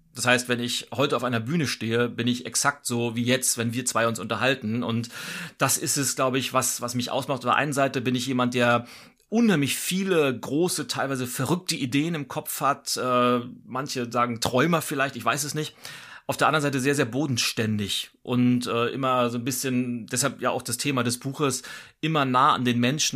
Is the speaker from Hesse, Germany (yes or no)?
no; Lübeck, Schleswig-Holstein, Germany; moved away as an adult; now in Berlin, Germany; Ich äh, bin gebürtig nordisch bei Nature, bin in Lübeck geboren, lebe aber seit über 20 Jahren in Berlin. Also Berlin ist meine, mein Zuhause und äh, Schleswig-Holstein ist so meine Heimat